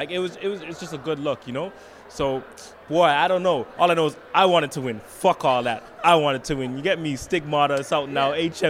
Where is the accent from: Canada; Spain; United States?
Canada; that we can't link up and be positive as Canadian musicians.